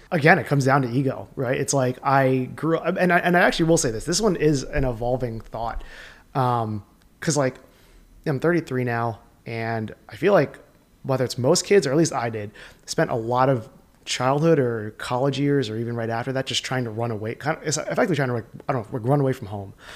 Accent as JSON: {"language": "English", "town": "Sayreville", "region": "New Jersey", "country": "United States", "tie": "born or raised there", "said": "the area that I grew up in New Jersey"}